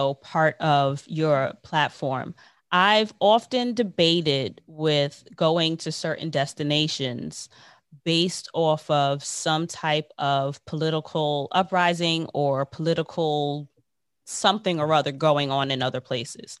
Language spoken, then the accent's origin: English; United States; accent: American; I'm American